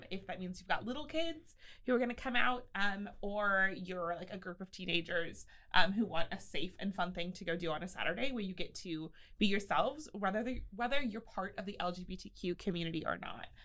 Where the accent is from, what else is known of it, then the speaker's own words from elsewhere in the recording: Austin, Texas, United States; moved away as an adult; now in Waco, United States; I'm originally from North Austin, so not very far